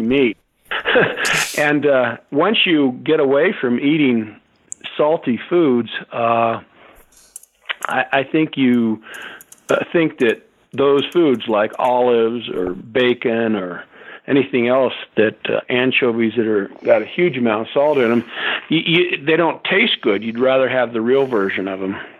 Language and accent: English; Southern California, United States; I grew up in Southern California